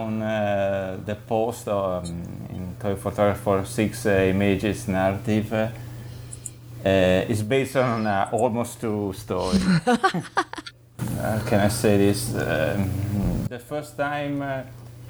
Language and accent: English; Cremona, Lombardy, Italy; But my hometown is Cremona, in the middle of the Po Valley in Lombardia.